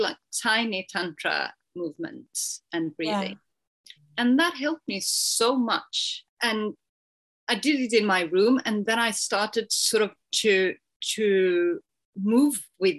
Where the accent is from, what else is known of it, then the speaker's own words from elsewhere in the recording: Sweden; I'm from Sweden